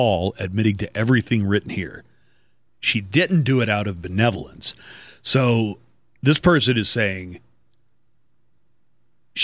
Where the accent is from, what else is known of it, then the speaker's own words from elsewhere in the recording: Oklahoma, United States; I'm from Oklahoma